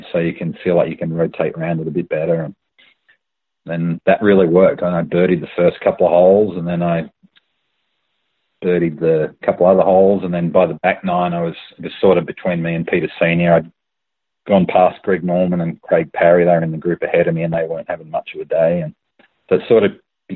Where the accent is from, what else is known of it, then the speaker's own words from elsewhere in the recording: Melbourne, Victoria, Australia; I grew up in Melbourne